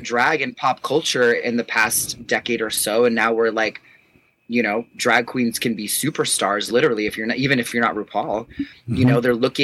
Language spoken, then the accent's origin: English; New York, United States; I'm a New Yorker